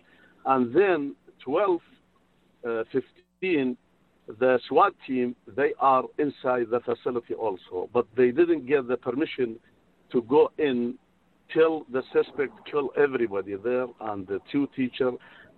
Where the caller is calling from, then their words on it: Modesto, California, United States; I'm calling from Modesto.